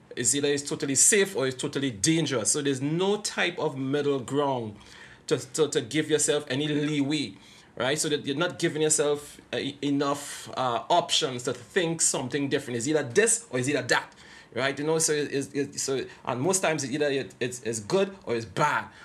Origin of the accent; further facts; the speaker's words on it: Trinidad & Tobago; I am from Trinidad and Tobago